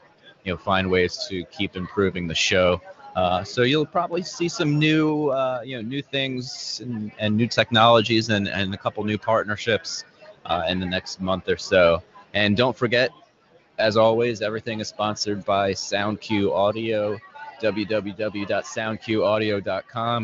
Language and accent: English; Philadelphia, Pennsylvania, United States; here in my hometown of Philadelphia